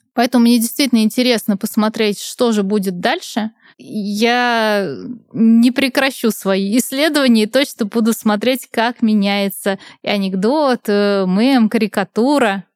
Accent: Nizhny Novgorod, Nizhny Novgorod Oblast, Russia; я сама из Нижнего Новгорода

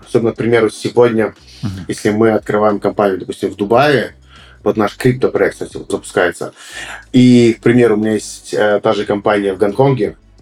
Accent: Moldova; я, допустим, как молдаванин, э, с самым большим трудом веду дела в Молдавии

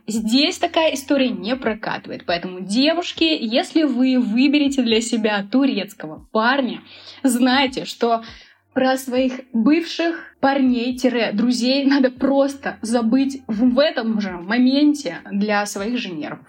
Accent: Volgograd, Volgograd Oblast, Russia; also born or lived in Moscow / Sochi; now in Istanbul, Turkey; Я вообще родом из Волгограда, потом я жила в Москве, потом я переехала в Сочи

